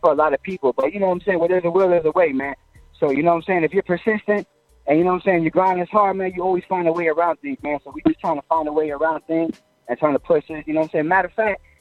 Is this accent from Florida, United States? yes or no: yes; Florida, United States; also born or lived in New Jersey; I came to Florida when I was like a year or 2 years old